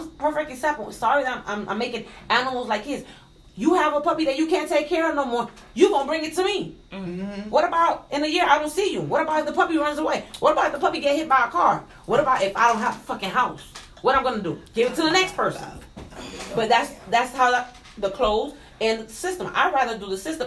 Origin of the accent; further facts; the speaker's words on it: New York, United States; moved away as an adult; also born or lived in Trinidad; now in Miami, United States; I'm from Trinidad, but I was raised in New York